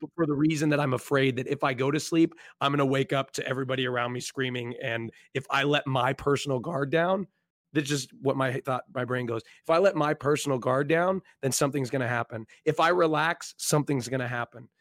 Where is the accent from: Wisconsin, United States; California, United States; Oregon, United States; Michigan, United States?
Oregon, United States; I grew up, um, in, I don't, I, I don't, the geographical stuff is, like, irrelevant, but on the West Coast, Oregon